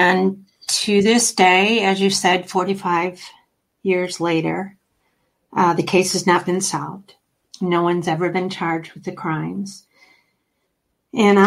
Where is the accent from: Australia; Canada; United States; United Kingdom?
United States; Oakland County, Michigan; I grew up here in Oakland County, Michigan